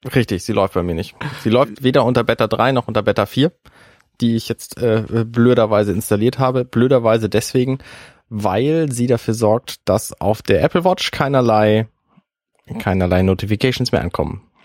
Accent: Buxtehude, Lower Saxony, Germany; now in Hamburg, Germany; ich zum Beispiel komme aus Buxtehude. Das liegt jetzt in der Nähe von Hamburg und ich bin damit ein Quittje, weil ich bin ein zugezogener ein Hamburger

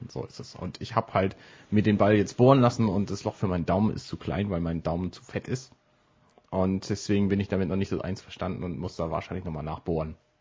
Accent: Buxtehude, Lower Saxony, Germany; now in Hamburg, Germany; in Buxtehude, wo ich herkomme

